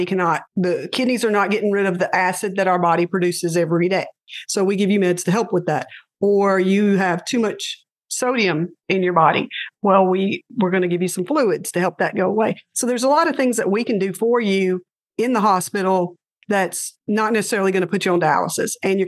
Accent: Louisiana, United States; I'm from Louisiana.

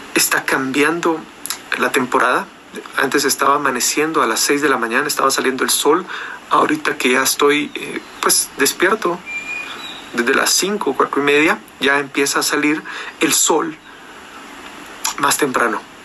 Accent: Guatemala; en mi país

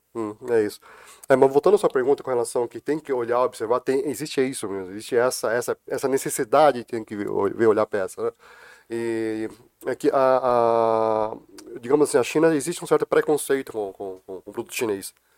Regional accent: Brazil; eu sou brasileiro, sou descendente de chineses, sou brasileiro

